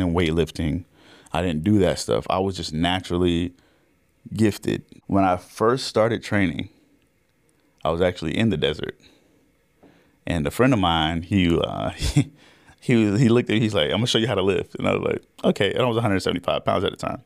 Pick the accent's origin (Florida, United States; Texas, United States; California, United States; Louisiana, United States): Florida, United States; Orlando; I grew up in Orlando, Florida, actually.